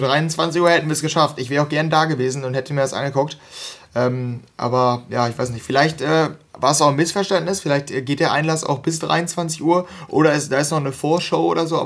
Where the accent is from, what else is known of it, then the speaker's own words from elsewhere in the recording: North Rhine-Westphalia, Germany; ich, wir kommen hier aus NRW